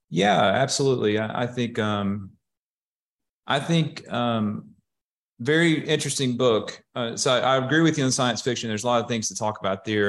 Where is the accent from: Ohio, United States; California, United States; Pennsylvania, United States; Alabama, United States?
Alabama, United States; Hueytown; I am from the Birmingham area. I actually grew up in Huey Town and, uh, went to high school there.